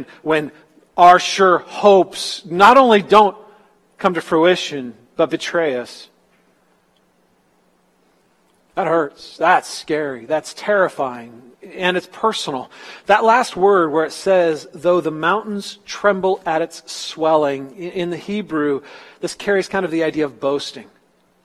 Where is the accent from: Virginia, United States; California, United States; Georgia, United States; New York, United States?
California, United States; Northern; moved away; especially in Northern California where I was.